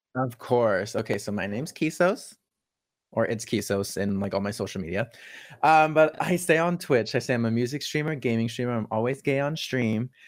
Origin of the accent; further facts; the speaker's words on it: California, United States; moved away; where I grew up in California